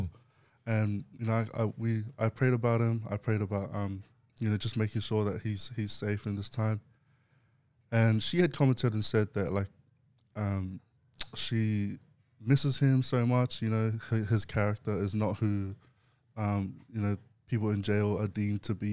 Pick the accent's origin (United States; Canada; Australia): Australia; Brisbane, Queensland; I was growing up in Brisbane